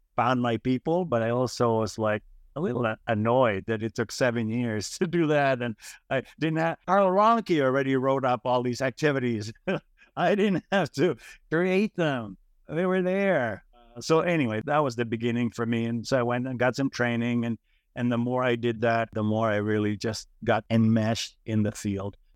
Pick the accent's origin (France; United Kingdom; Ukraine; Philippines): Philippines; moved away; growing up in the Philippines